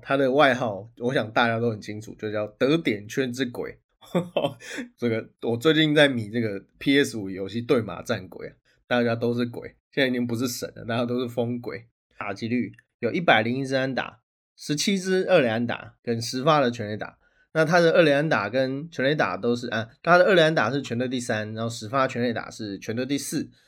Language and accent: Chinese; Taiwan; 我们台湾人